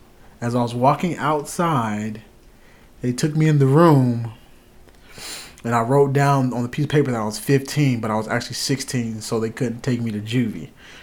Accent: South Carolina, United States; born there; also born or lived in Arkansas; My childhood, I was born in South Carolina. I moved a lot. I moved from South Carolina to North Carolina to Arkansas, back to a part of North Carolina, then to another part, which was basically like 20 minutes away.

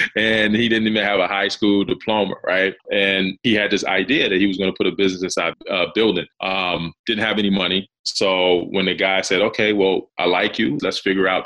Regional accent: South Carolina, United States; growing up in South Carolina, man, it's rural area, right? So I grew up in this rural area.

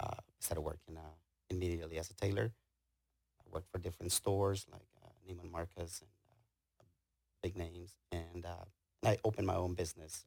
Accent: Guatemala; moved away as an adult; now in Houston, United States; I was born in Guatemala and my parents were farmers. So I grew up near a farm. So we grew up in the field a lot, not a lot, but we worked outside.

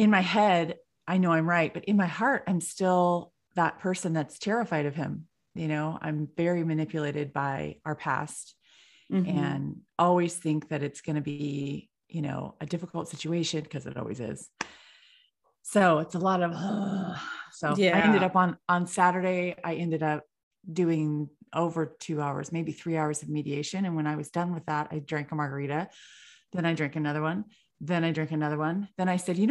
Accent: California, United States; I'm from California

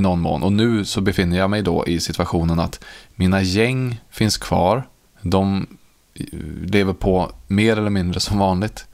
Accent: Karlstad, Värmland, Sweden; Det är ju min uppväxt i Karlstad i Värmland

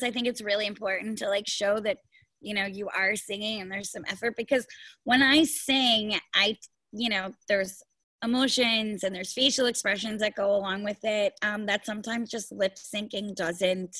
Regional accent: New York, United States; I have waited as a New Yorker

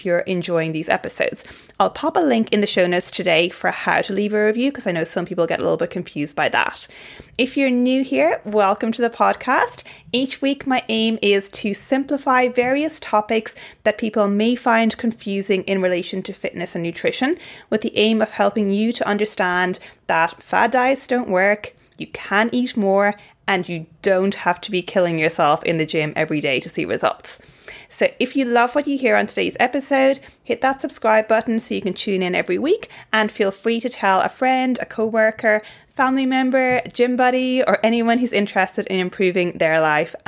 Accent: Ireland; now in Brisbane, Australia; I'm from Ireland

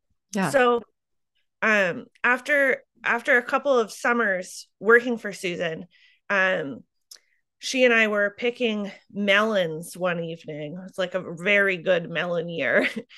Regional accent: Solon, Iowa, United States; I grew up outside of Solon, where I now farm, in eastern Iowa. And I grew up in sort of a farming community, but my parents didn't farm.

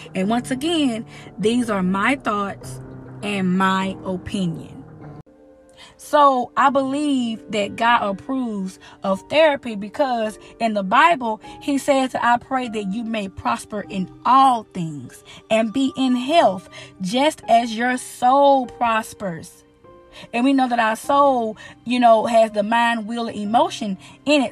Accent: United States; I am an American

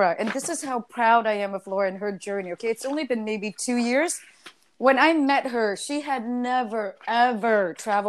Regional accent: United States; also born or lived in Germany; now in New York City, United States; I'm American through and through.

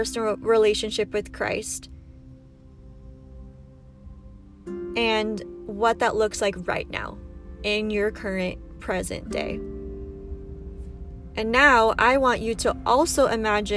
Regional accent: San Diego, California, United States; moved away as an adult; now in Utah, United States; I am from San Diego, California. Big shout out to my Powie peeps. However, I do currently live in Utah

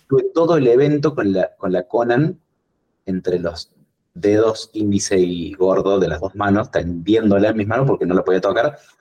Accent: Córdoba, Argentina; soy, soy cordobés, sí, soy cordobés

